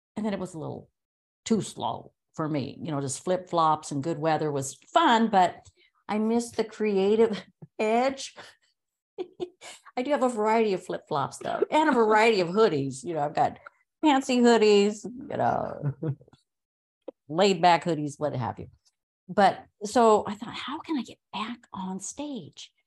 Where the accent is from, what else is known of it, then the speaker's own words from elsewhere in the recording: Los Angeles, California, United States; moved away as an adult; when I moved from Los Angeles, that's you know, I was born and raised there